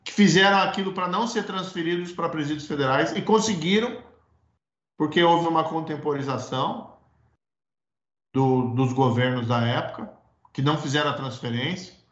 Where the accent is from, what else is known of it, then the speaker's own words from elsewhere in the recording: Paraná, Brazil; O Paraná é onde eu nasci, cresci, constituí família